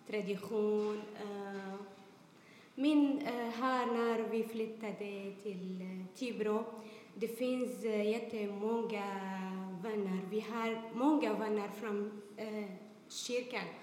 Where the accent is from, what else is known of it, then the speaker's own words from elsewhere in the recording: Syria; Swedish is a second language; moved away as an adult; now in Sweden; Vi kommer från Syrien, Ripostan, från två år och fyra månader sedan vi kommer till eh, Sverige.